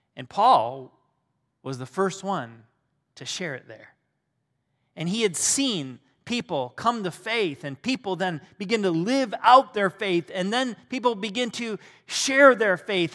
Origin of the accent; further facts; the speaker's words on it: Michigan, United States; I grew up in Michigan